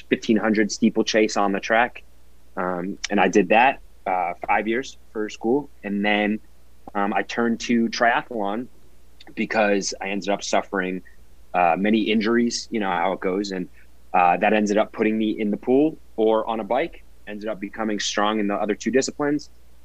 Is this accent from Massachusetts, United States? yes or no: yes; Boston, Massachusetts, United States; also born or lived in Oklahoma; I'm from Boston, Massachusetts.